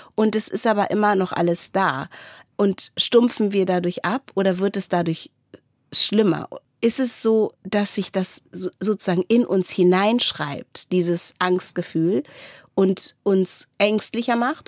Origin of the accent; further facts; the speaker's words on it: Wendland, Lower Saxony, Germany; ich komme aus dem Wendland